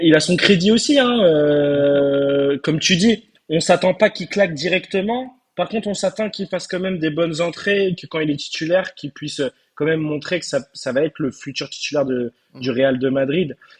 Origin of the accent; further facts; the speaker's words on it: Turkey; je suis turc